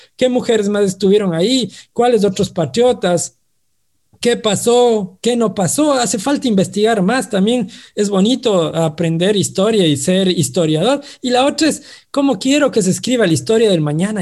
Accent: Ambato, Tungurahua, Ecuador; como ambateños, como tungurahuenses, como ecuatorianos y como latinoamericanos

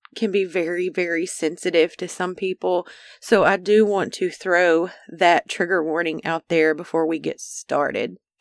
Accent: Arkansas, United States; Arkansas, the natural state, the namesake of this podcast where I was born and raised

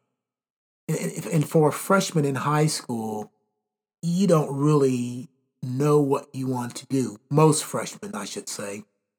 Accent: Elizabethtown, Kentucky, United States; now in Indiana, United States; growing up in Elizabethtown, all sports, everything that we did was based on just getting out and having fun.

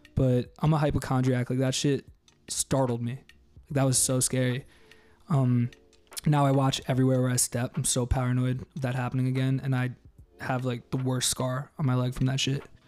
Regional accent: New York, United States; moved away as an adult; also born or lived in Maryland; now in Los Angeles, United States; I grew up in New York. I've been in LA for four months

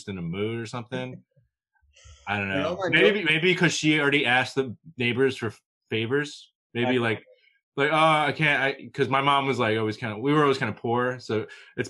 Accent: Davie, Florida, United States; also born or lived in Long Island, New York; I grew up in a trailer park in Fort Lauderdale, Florida. Davie, Florida, technically

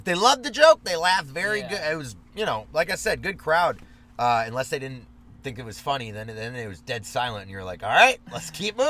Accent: Germany; moved away; I was from Germany.

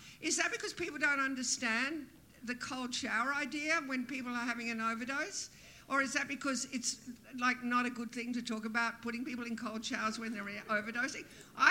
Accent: Brisbane, Queensland, Australia; also born or lived in England; It was like growing up in Brisbane.

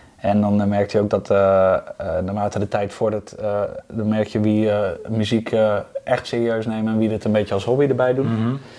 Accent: Hoogeveen, Drenthe, Netherlands; ik kom oorspronkelijk uit Hogeveen, dus ik speelde bij VV De Weide

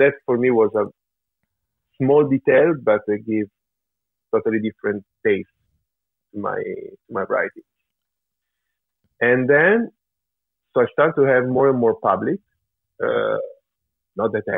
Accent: Italy; my father is from Switzerland, even though I grew up in Italy and my mother is from Italy

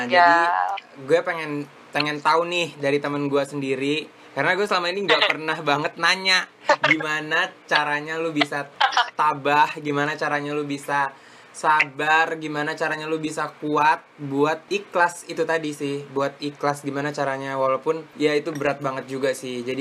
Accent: Batam, Riau Islands, Indonesia; Nah ini adalah temen gue dari SD gue pas masih di Batam, Filona.

